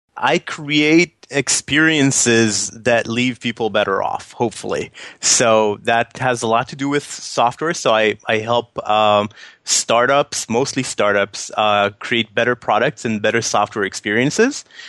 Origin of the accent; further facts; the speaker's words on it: Tel Aviv, Tel Aviv District, Israel; moved away as an adult; also born or lived in New York City; I went back to my hometown after we sold the company, um, and and kind of kind of living in Tel Aviv right now